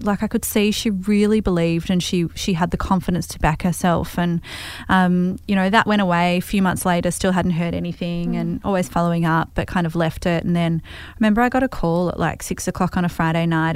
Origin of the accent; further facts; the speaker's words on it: Hawthorn, Victoria, Australia; I grew up in Hawthorn